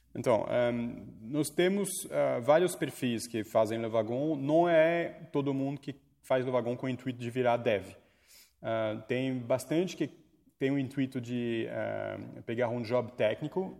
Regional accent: France; accent: French; Portuguese is a second language; moved away as an adult; now in Brazil; Eu estudei toda a minha vida no, na França. Eu sou francês, eu fiz faculdade lá, então cheguei no Brasil com 22 anos não sabia falar português

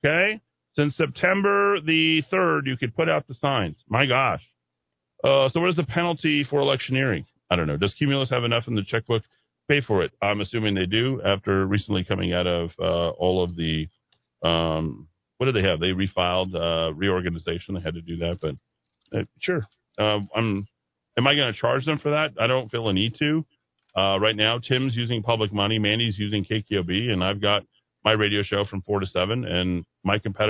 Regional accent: Albuquerque, New Mexico, United States; growing up in Albuquerque

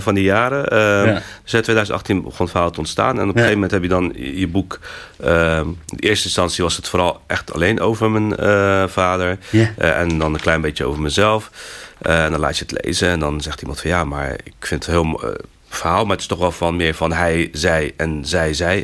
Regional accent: Rotterdam, South Holland, Netherlands; moved away as an adult; also born or lived in Morocco; now in Utrecht, Netherlands; getogen in Rotterdam. Dat is toch echt wel mijn, mijn thuisstad. Daar heb ik mijn, mijn, hele kindertijd en mijn jeugd doorgebracht

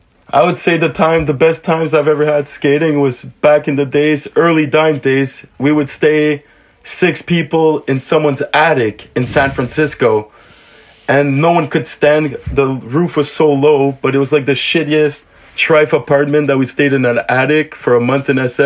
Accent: South Shore of Montreal, Quebec, Canada; I grew up on the South Shore of Montreal.

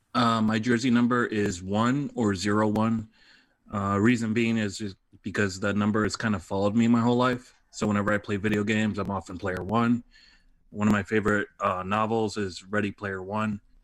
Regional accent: Detroit, Michigan, United States; moved away as an adult; also born or lived in Reading, Pennsylvania / Boston, Massachusetts; now in Los Angeles, United States; I'm initially from Detroit

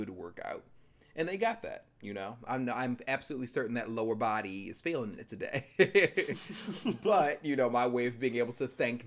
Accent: Maryland, United States; I'm from Maryland and we have a Six Flags

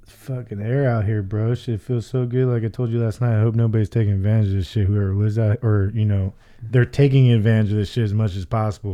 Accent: Arizona, United States; I'm fucking from Arizona, born and raised

